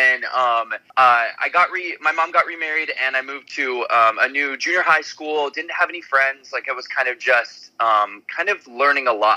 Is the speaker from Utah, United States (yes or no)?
yes; Salt Lake City, Utah, United States; I'm from Salt Lake City, Utah